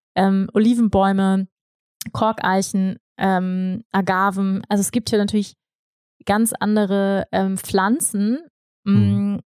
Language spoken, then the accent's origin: German; Hamburg, Germany; moved away as an adult; also born or lived in Bavaria / Bali; ich komme aus Hamburg, aus dem Flachland, ne? also so wie ich aufgewachsen bin